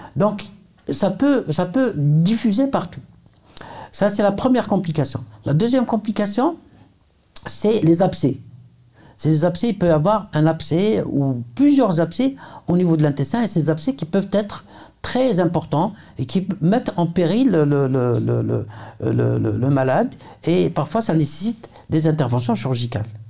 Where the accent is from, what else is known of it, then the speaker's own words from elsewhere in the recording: Algeria; chez nous en Algérie